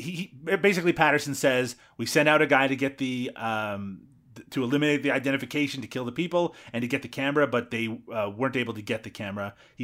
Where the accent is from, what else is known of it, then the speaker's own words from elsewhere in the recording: Newfoundland and Labrador, Canada; the furthest eastern point in North America. Yes, and yeah, that is where I'm from. Thank you. But yeah, no, yeah, you're right. Everyone I grew up with talks ridiculously, and so do I at times.